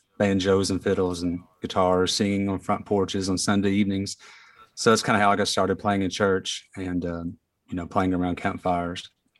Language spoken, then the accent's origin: English; Eastern Kentucky, United States; when I was young, a lot of my family members played bluegrass. And growing up in Eastern Kentucky, it was a lot of bluegrass music there.